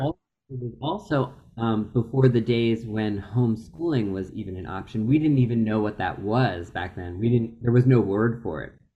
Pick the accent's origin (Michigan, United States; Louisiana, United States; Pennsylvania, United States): Pennsylvania, United States; Philadelphia; I grew up in Philadelphia, out outside of the city, more in the suburbs